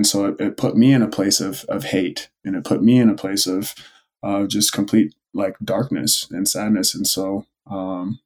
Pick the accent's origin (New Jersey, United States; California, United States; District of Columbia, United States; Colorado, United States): California, United States; Oceanside; I grew up in Oceanside, California, which is by Camp Pendleton, a military base